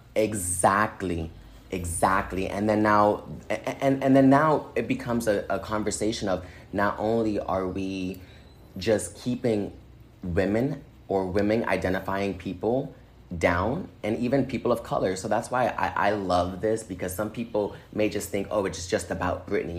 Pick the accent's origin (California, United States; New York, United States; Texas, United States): California, United States; Inglewood; also born or lived in Boston, Massachusetts / San Francisco / Minnesota; I was born and raised in Boston until I was 11, but I do consider myself from Inglewood, California, because that's where I spent most of like my teenage and adult life